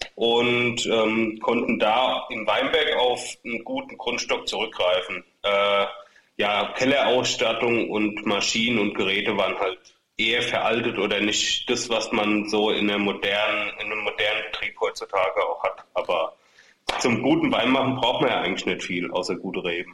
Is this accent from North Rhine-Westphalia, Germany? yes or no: no; Ingelheim am Rhein, Rhineland-Palatinate, Germany; also wir kommen ja sogar nur aus dem Stadtteil von Ingelheim sozusagen. Wir kommen aus Großwindenheim, genauer gesagt.